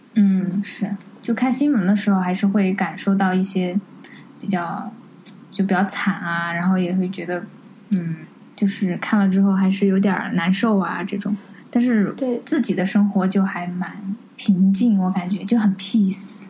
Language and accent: Chinese; Sichuan, China; 我们四川人